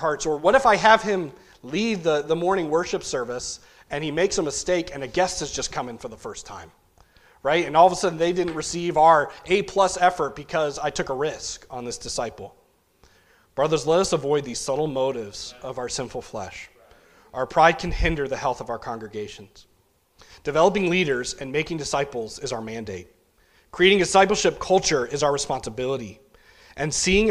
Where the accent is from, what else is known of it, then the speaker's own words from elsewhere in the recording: New England, United States; growing up in New England